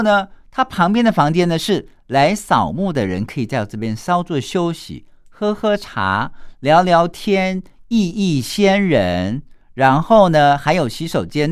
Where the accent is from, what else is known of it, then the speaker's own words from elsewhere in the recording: Taiwan; 一般我们台湾人把它叫做风水瓷